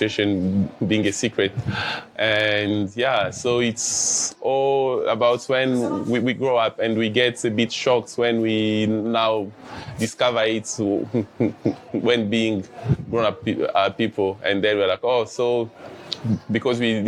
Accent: DR Congo; now in Dzaleka, Malawi; I'm a refugee living at Dzaleka for 10 years now. And I'm originally from the Democratic Republic of Congo

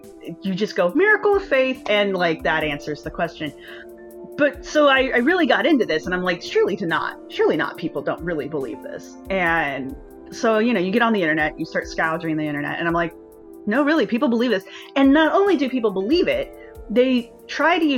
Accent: United States; also born or lived in Philadelphia; as an American

